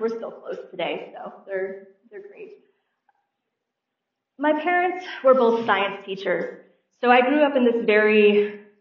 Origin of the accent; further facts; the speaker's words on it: St. Louis, Missouri, United States; I was born and raised in St. Louis, Missouri